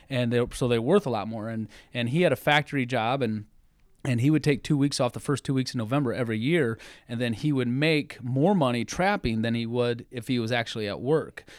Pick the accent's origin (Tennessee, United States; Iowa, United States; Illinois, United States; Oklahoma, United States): Iowa, United States; Cedar Rapids; I grew up in Cedar Rapids